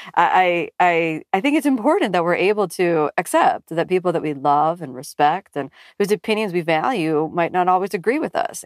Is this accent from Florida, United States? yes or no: yes; Miami, Florida, United States; I come from Miami in the U S